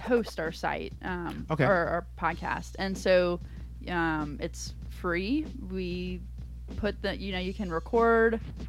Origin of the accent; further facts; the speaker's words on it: North Carolina, United States; I grew up in North Carolina, and so women's soccer there is huge.